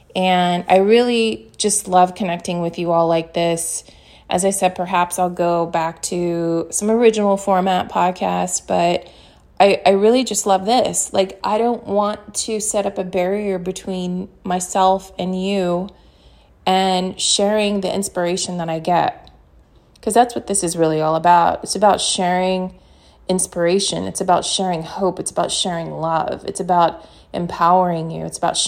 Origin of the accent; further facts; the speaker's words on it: New York City, New York, United States; I am a New Yorker and occasionally there are F-bombs that happen.